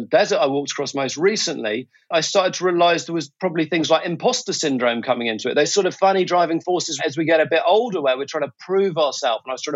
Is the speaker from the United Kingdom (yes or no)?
yes; England, United Kingdom; moved away as an adult; now in Singapore; I'm a Brit, originally from England, and right now I live in Singapore.